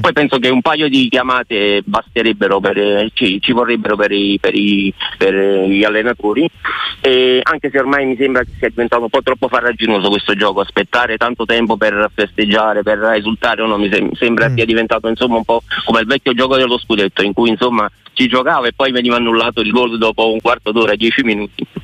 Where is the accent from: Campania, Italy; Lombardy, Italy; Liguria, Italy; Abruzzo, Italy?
Campania, Italy; Naples; sono di Napoli